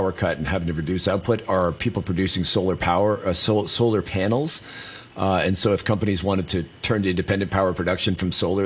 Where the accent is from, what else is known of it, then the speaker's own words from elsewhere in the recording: British Columbia, Canada; now in Hong Kong; I'm from British Columbia